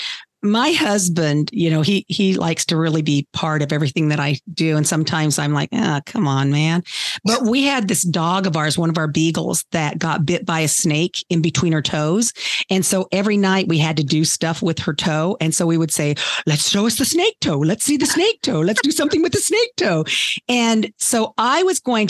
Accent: Laramie, Wyoming, United States; also born or lived in Casper, Wyoming; when I was in fourth grade, we moved from Casper, Wyoming to Laramie, Wyoming.

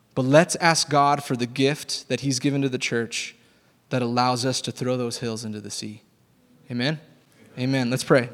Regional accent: Texas, United States; I grew up in Texas

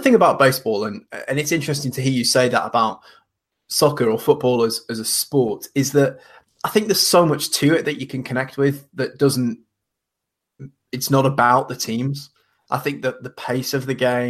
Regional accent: the very extreme north of England, United Kingdom; moved away; I'm from the very extreme north of England, not far off Scotland

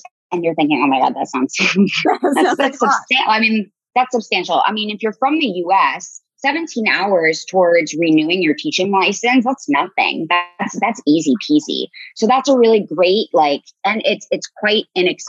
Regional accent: Columbus, Ohio, United States; moved away; also born or lived in Chile; I'm a Bobcat from Ohio University, go Bobcats, but I'm from Columbus

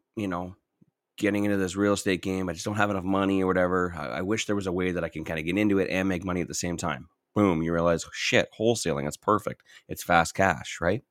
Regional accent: Southern Ontario, Canada; I was in Southern Ontario. Completely different culture

